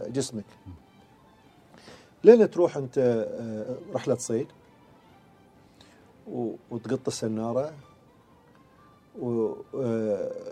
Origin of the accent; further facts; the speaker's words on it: Bahrain; moved away; يوم ما انتقلنا اساسا من البحرين الى الامارات او الى عمان يعني ما حسينا ابد ان احنا اساسا طلعنا حتى من فريجنا